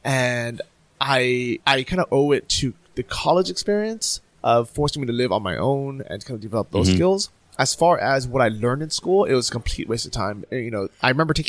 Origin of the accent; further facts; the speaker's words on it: San Francisco, California, United States; moved away as an adult; also born or lived in Orange County, California / Berlin, Germany; I moved from San Francisco down to Orange County